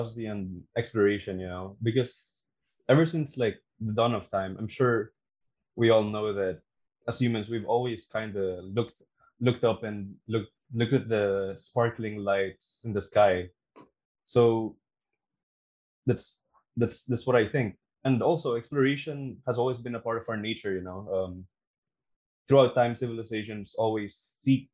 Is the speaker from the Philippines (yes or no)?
yes; Philippines; I'm also from the Philippines